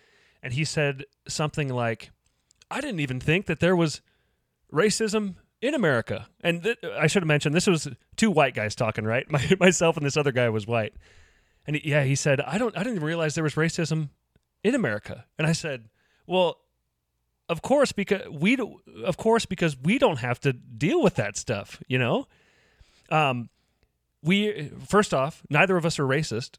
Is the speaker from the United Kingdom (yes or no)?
no; Lincoln, Nebraska, United States; I grew up here in Lincoln